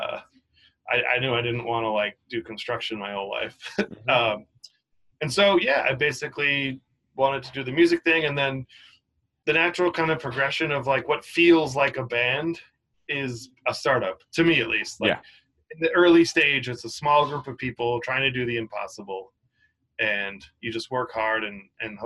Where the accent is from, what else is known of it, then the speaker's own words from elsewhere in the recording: Cape Cod, Massachusetts, United States; moved away as an adult; now in New York City, United States; I grew up on Cape Cod, which is like kind of like a beach area